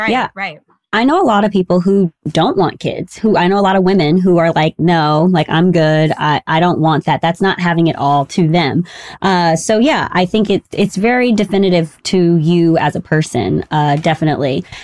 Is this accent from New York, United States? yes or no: yes; New York, United States; I, being a New Yorker as well